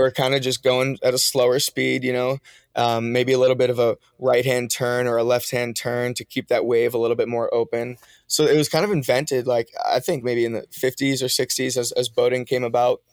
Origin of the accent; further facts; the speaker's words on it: Massachusetts, United States; also born or lived in Maine; I grew up in Massachusetts going to school